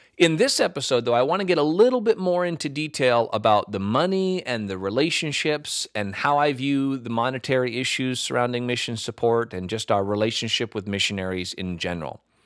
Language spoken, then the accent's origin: English; United States; as an American pastor